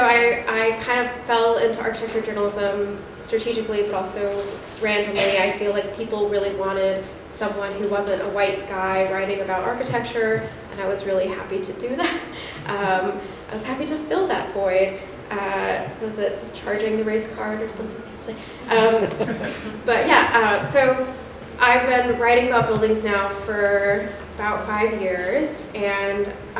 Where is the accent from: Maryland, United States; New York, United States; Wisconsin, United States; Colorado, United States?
Colorado, United States; moved away as an adult; now in Chicago, United States; I'm from Colorado. I moved here 7 years ago